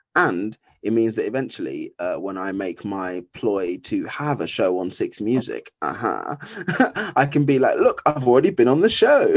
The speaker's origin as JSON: {"language": "English", "area": "Essex", "region": "East of England", "country": "United Kingdom", "tie": "born or raised there", "moved": "as an adult", "lives_now": "London, United Kingdom", "said": "I was originally born in Essex"}